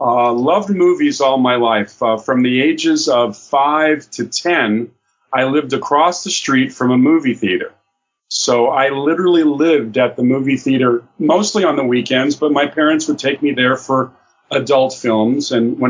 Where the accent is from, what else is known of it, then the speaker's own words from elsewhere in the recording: California, United States; also born or lived in Chicago, Illinois; I was born in Chicago, Illinois. My father hated the winters there, so he moved out to sunny California where his brother had a business.